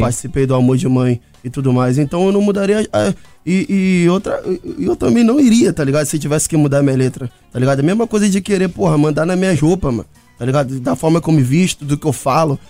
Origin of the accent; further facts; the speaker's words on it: Rio, Rio de Janeiro, Brazil; nós do Rio